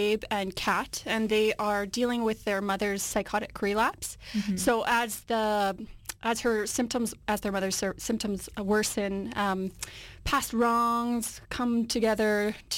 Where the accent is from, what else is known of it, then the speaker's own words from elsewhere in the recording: Winnipeg, Manitoba, Canada; moved away as an adult; now in Vancouver, Canada; I'm from Winnipeg, and in Winnipeg, I worked at an assisted living program